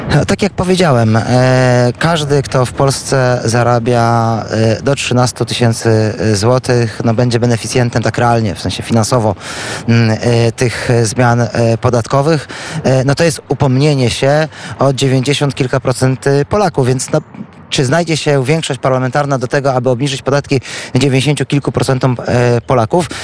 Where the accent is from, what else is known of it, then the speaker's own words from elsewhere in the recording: Świdnik, Lublin Voivodeship, Poland; pochodzimy z tego samego miasta. Co więcej, tak się też składa, że z moimi rodzicami Krzysztof Żuk był sąsiadem